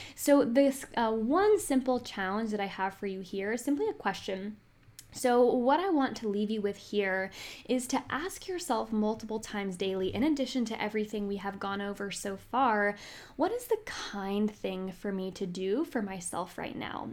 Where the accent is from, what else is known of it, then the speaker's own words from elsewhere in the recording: Northern Virginia, United States; I am from Northern Virginia